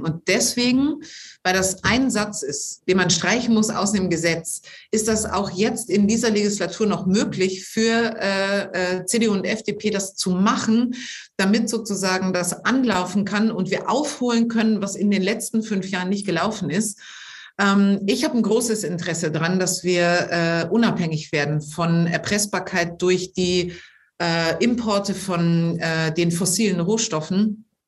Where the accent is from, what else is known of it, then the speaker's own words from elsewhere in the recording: near Neuburg an der Donau, Bavaria, Germany; moved away as an adult; now in Düsseldorf, Germany; diese sehr kleine Stadt ist gar nicht so weit weg äh, von da, wo ich groß geworden bin